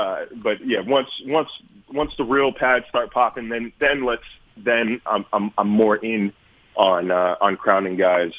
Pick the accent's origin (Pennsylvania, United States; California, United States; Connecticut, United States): California, United States; Sacramento; Like, I'm already a Sacramento Kings fan, and I'm not abandoning them because that's my hometown.